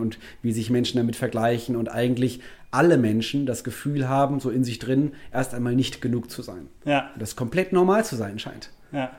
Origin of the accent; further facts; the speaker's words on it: Wuppertal, North Rhine-Westphalia, Germany; also born or lived in Cologne; bin in Wuppertal aufgewachsen